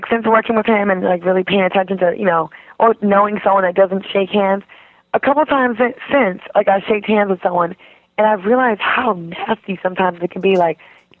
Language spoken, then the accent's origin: English; East Coast, United States; I'm an East Coast chick.